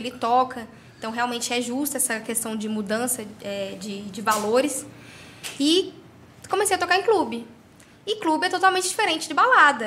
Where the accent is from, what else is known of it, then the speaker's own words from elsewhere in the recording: Caldas Novas, Goiás, Brazil; nasci aqui em Caldas Novas